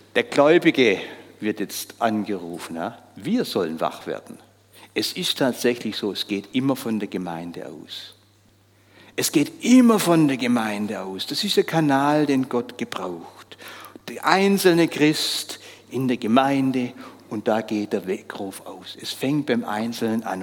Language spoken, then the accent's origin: German; Switzerland; bei uns in der Schweiz